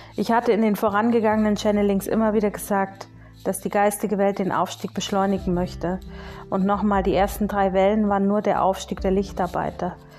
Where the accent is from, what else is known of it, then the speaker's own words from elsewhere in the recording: Bavaria, Germany; bei uns in Bayern